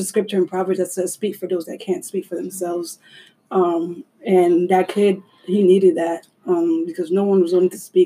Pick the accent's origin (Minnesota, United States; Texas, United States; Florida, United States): Florida, United States; Orlando; moved away; I was in my hometown in Orlando